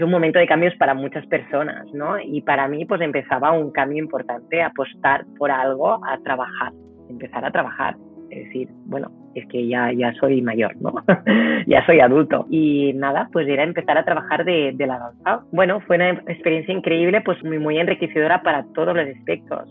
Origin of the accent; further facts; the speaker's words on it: Granollers, Catalonia, Spain; moved away as an adult; now in Poznań, Poland; Yo con tres añitos fui a ver un espectáculo en la plaza de mi pueblo, en Granollers